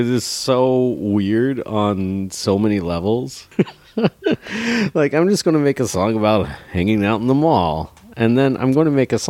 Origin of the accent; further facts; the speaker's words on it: Dallas-Fort Worth area, Texas, United States; Because I'm from Dallas-Fort Worth area